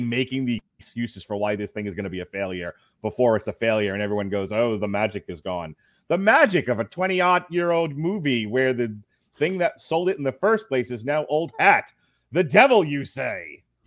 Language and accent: English; New York, United States; moved away as an adult; now in Florida, United States; I'm from New York.